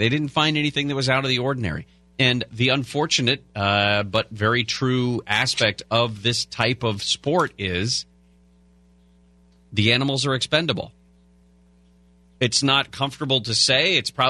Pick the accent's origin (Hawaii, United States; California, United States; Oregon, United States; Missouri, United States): California, United States; Bay Area; because I grew up in the Bay Area like you did.